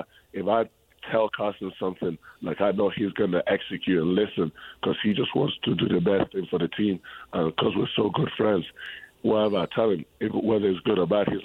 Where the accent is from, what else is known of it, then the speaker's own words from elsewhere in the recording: Spain; born there; So I was born in Spain, right? And in Spain, basketball is a little bit more bigger than in England, how big it is in England.